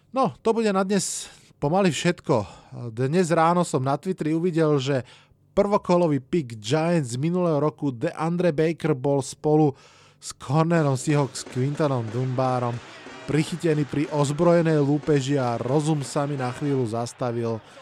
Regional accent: Hlohovec, Trnava Region, Slovakia; u nás v Hlohovci

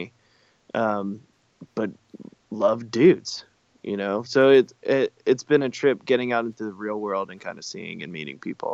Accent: the South, United States; growing up in the South, I had to work really

